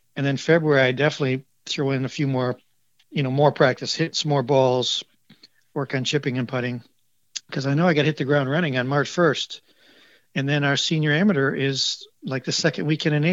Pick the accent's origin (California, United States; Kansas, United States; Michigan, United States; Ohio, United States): Michigan, United States; Grand Rapids; now in Florida, United States; I grew up in Grand Rapids, Michigan, where we definitely have four seasons.